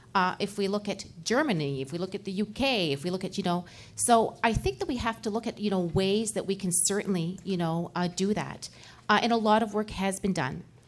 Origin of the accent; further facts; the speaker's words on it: Moncton, New Brunswick, Canada; I just came from my hometown in Moncton, New Brunswick